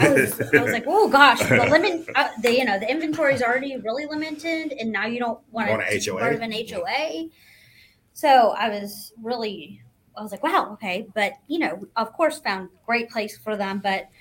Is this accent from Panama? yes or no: no; Nashville, Tennessee, United States; I'm from Nashville